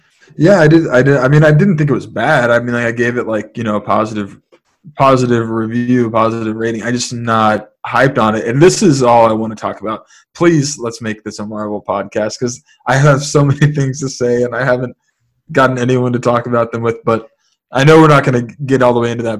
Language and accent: English; San Francisco, California, United States; growing up in San Francisco, uh, the majority of my the majority of like my my early years in San Francisco